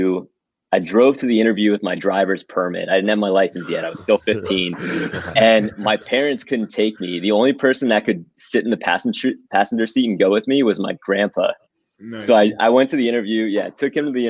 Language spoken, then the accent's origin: English; Miami, Florida, United States; I grew up in Miami